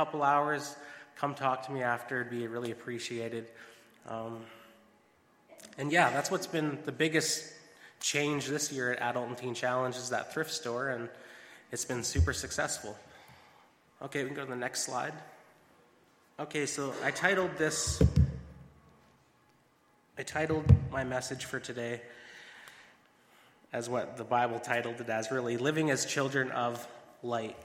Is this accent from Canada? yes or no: yes; Binscarth, Manitoba, Canada; also born or lived in Georgia; I'm from Binscarth, Manitoba, small town